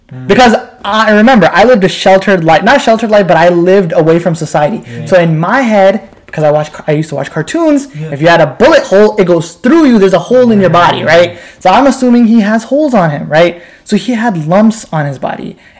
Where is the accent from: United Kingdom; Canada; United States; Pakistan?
Pakistan; I'm like, no, I'm Pakistani, just speak Bangla.